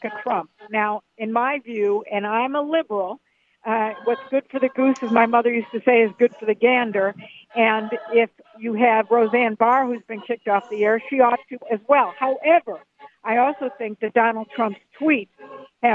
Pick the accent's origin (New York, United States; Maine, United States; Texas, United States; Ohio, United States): Ohio, United States; Cleveland; I grew up in Cleveland, Ohio, where there was a lot of steel when I grew up